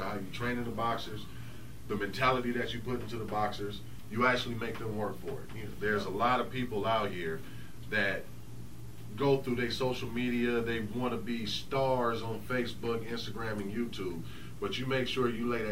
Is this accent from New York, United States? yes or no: no; California, United States; I'm a West Coast Cali boy